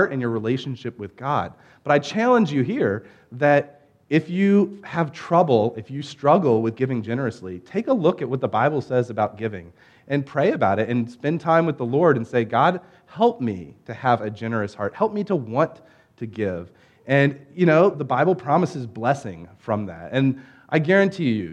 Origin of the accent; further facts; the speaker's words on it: Norfolk, Virginia, United States; I grew up in the Hampton Roads area